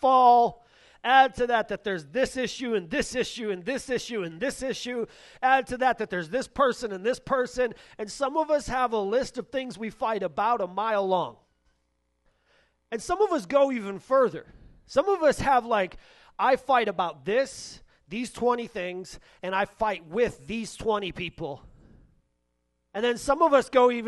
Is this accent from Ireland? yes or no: no; Michigan, United States; now in Columbus, United States; I'm from Michigan